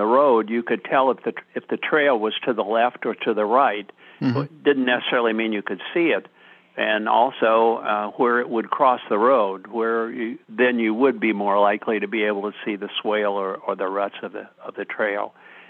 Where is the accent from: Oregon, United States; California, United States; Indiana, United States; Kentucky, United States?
Indiana, United States; Rushville; moved away as an adult; now in South Georgia, United States; we were headed to my hometown in Rushville, Indiana, for my 50th high school reunion.